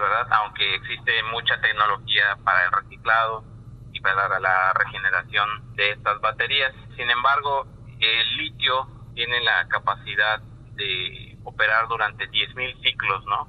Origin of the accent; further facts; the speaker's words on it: Mexico; como mexicanos